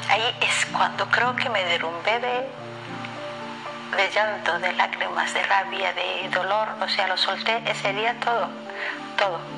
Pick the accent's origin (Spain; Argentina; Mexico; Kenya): Kenya; moved away; viajamos desde mi pueblo Gareza, Kenia